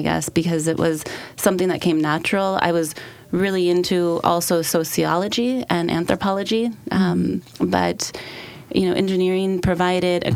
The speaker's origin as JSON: {"language": "English", "region": "Michigan", "country": "United States", "tie": "born or raised there", "moved": "yes", "lives_now": "Portland, United States", "said": "I was raised in Michigan, in a small town in Michigan"}